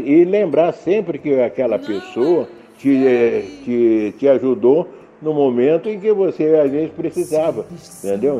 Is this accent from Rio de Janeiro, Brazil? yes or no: yes; Rio de Janeiro, Brazil; now in Caldas Novas, Brazil; Nasci e fui criado no Rio de Janeiro